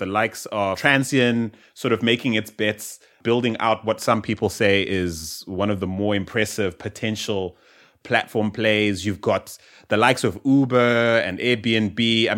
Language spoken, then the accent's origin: English; South Africa; growing up in South Africa, or even in Southern Africa